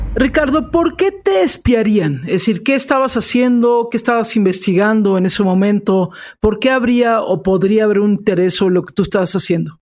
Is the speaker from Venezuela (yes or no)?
no; Mexico; aquí en mi país